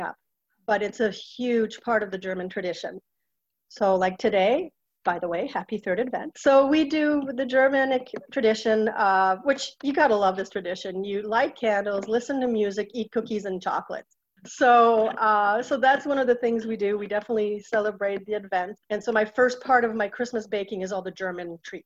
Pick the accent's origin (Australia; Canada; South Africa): Canada; Châteauguay, Quebec; moved away as an adult; now in Manchester, United States; I'm born in Chateauguay on the southwest shore of Montreal